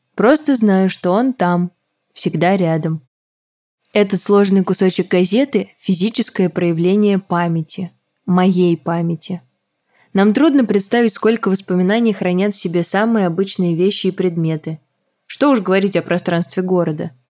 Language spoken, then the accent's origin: Russian; Samara, Samara Oblast, Russia; о Самаре, моем родном городе